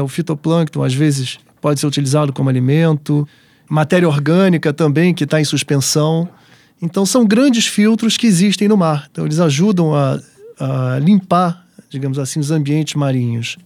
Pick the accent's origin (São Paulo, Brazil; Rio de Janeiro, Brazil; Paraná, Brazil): Rio de Janeiro, Brazil; Eu sou carioca